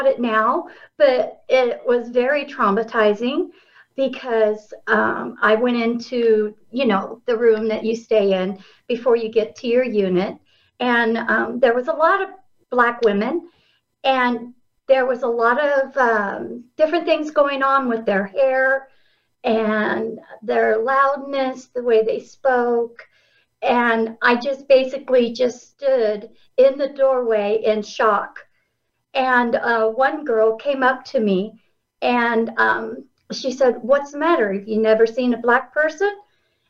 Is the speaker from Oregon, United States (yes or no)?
yes; Oregon, United States; moved away as an adult; now in Miles City, United States; I was born and raised in Oregon